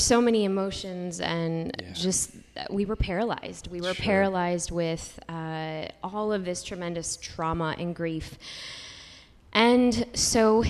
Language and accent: English; Chicago, Illinois, United States; I'm from the city